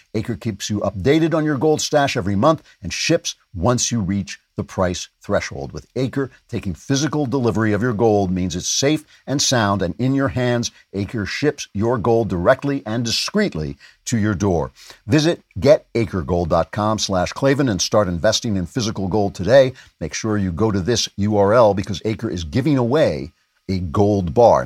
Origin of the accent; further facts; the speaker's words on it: Nassau County, New York, United States; moved away; I grew up in Nassau County